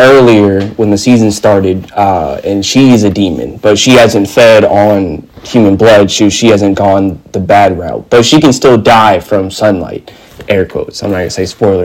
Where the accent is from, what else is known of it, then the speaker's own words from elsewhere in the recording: United States; I am an American